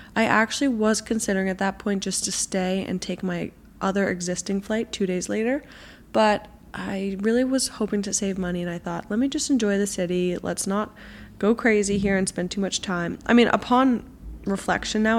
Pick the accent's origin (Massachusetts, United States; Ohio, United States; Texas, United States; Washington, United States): Massachusetts, United States; Boston; also born or lived in New York City; I'm from Boston and I really want to do one of these walking tours in Boston to learn more about my own city.